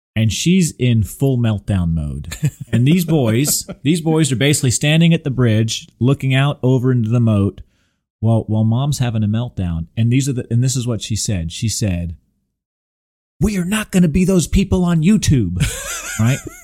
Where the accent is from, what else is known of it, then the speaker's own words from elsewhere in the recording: Southern California, United States; now in Houston, United States; I grew up in Southern California, going to Disneyland from a very, very young age.